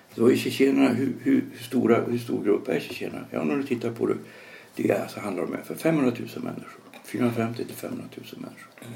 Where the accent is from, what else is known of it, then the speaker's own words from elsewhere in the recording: Sweden; som svensk